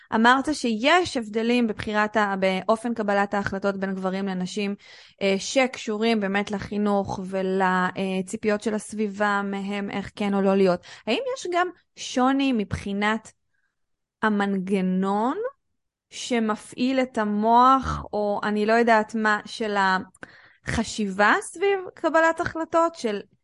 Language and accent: Hebrew; Israel; אנחנו כנשים שגדלנו בישראל, או שעשינו מבחנים בשפה העברית